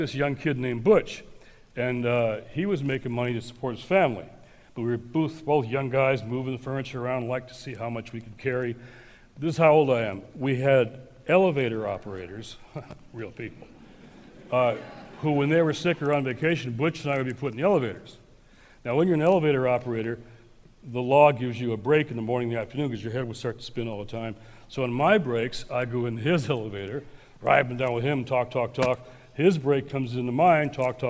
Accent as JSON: {"language": "English", "town": "Detroit", "region": "Michigan", "country": "United States", "tie": "born or raised there", "said": "my hometown of Detroit. So I'm now a teenager"}